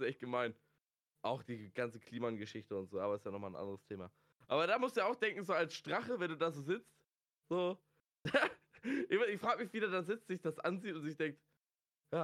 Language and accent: German; Schleswig-Holstein, Germany; ich bin Schleswig-Holsteiner